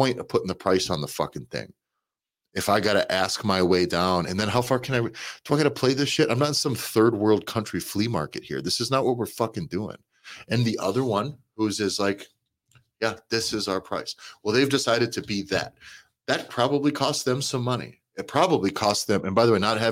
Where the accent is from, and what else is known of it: United States